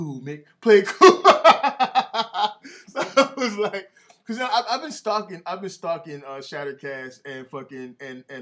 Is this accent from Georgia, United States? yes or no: yes; Atlanta, Georgia, United States; growing up in Atlanta, right, you go down to the Five Points Flea Market